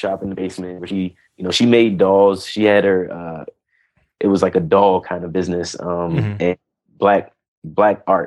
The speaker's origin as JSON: {"language": "English", "town": "Washington", "region": "District of Columbia", "country": "United States", "tie": "born or raised there", "also_born_or_lived": "North Carolina", "said": "I'm from Washington, D.C. I'm a D.C. native, which is and I live here now"}